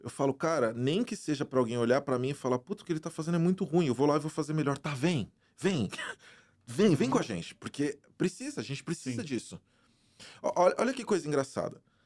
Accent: Brazil; moved away as an adult; also born or lived in Germany; now in United States; Eu venho do Brasil, eu venho da, da, de uma realidade onde eu não tinha

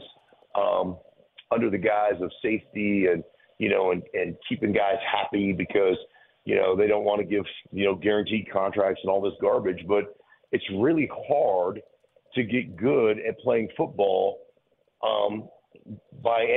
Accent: Anchorage, Alaska, United States; moved away; also born or lived in Idaho; I grew up in Anchorage, Alaska

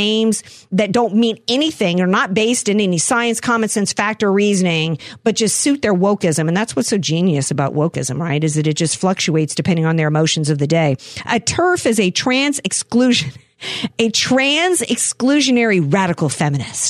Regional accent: United States; I'm an American.

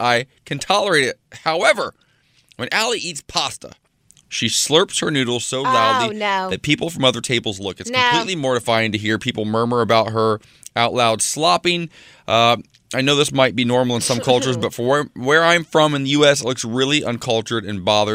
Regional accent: Ohio, United States; I come from Ohio, where everything is like 50 shades of gray, and you only use salt and pepper. So it's I didn't grow up with like the most exciting food in the world

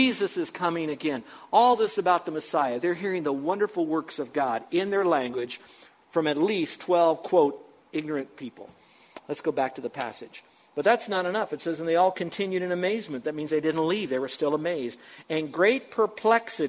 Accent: United States; I'm only second generation American

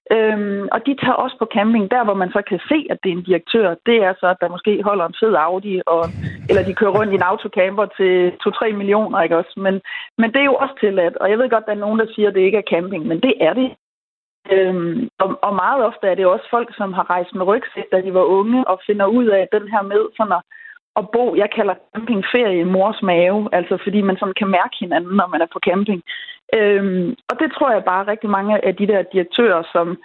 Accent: West Jutland, Central Denmark Region, Denmark; nu er jeg jo fra Vestjylland

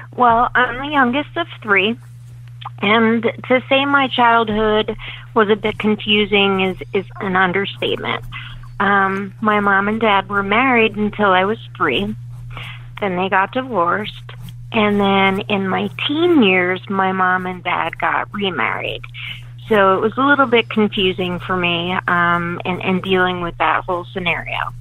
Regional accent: Leesport, Pennsylvania, United States; I grew up in the Leesport area, um, up towards Reading, PA.

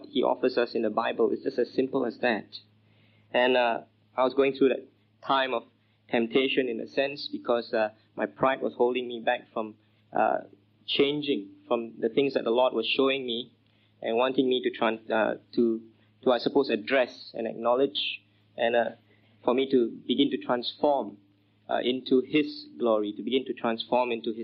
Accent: Singapore; I grew up in Singapore

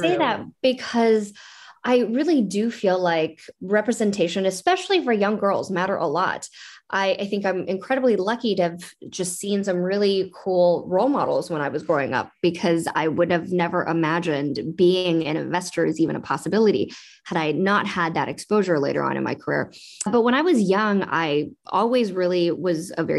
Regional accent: West Coast, United States; also born or lived in Beijing, China / Vancouver, Canada; now in San Francisco Bay Area, United States; I was born in Beijing myself, though my sister was born here, and grew up on the West Coast

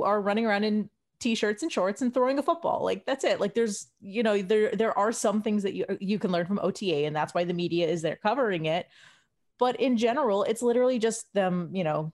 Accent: Washington, District of Columbia, United States; moved away as an adult; now in Cleveland, United States; I was born and raised in Washington, D.C.

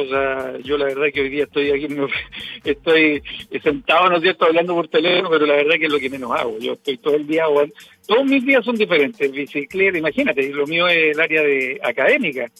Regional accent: Cajón del Maipo, Santiago Metropolitan Region, Chile; yo que soy de aquí de la zona del Cajón del Maipo

